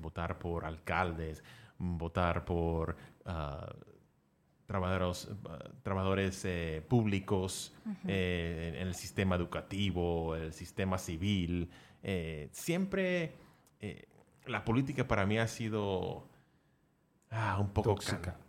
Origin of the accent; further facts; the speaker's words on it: United States; yo soy gringo colombiano, nacido aquí en Estados Unidos